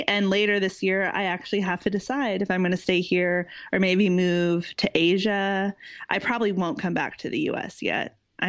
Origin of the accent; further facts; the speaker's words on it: Midwest, United States; moved away as an adult; now in London, United Kingdom; I am an American expat. I live in London currently. I'm from the Midwest in the US, but I have been living in London for the past 3 years. I moved over here for my work, which is in marketing.